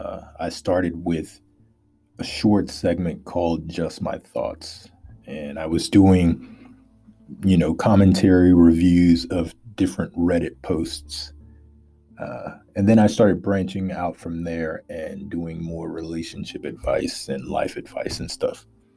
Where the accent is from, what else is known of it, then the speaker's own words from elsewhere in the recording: Louisiana, United States; And I'm from Louisiana in America, for those of you outside of America. I'm a country boy, southern boy.